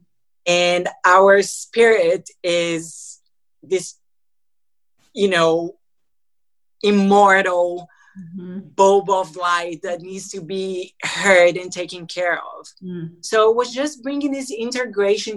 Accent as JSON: {"language": "English", "country": "Brazil", "said": "I'm from Brazil"}